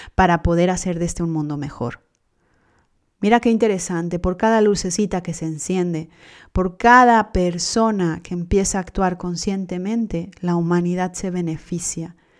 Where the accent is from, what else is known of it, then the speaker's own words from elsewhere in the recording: Mexico; yo soy mexicana